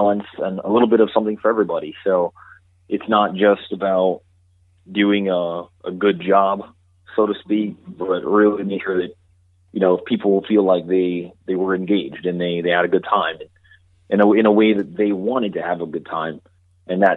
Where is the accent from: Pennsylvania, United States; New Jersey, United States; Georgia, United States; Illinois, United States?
Georgia, United States; moved away as an adult; now in New York, United States; I'm personally not from New York, originally. I'm from Georgia.